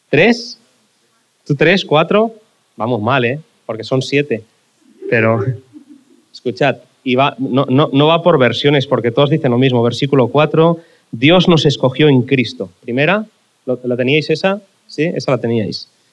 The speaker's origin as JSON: {"language": "Spanish", "town": "Barcelona", "region": "Catalonia", "country": "Spain", "tie": "born or raised there", "said": "cuando era pequeño en Barcelona, la razón por la que yo iba a la iglesia"}